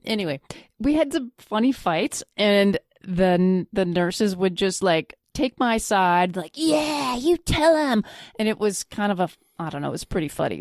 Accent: Flin Flon, Manitoba, Canada; moved away; My hometown

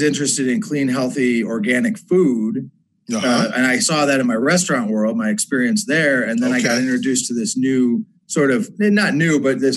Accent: Binghamton, New York, United States; I'm originally from upstate. Up here, like Utica, Syracuse, that area. Yeah. I grew up in Binghamton

